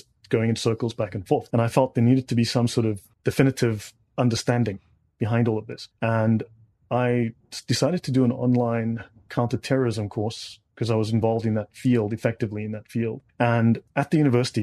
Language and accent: English; South Africa; moved away as an adult; also born or lived in Dubai, United Arab Emirates; I'm South African. Moved to Dubai in 2007. I lived in the Middle East for 11 years.